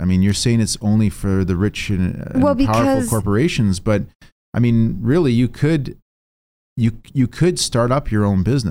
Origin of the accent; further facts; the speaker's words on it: Port Alberni, British Columbia, Canada; I grew up in Port Alberni.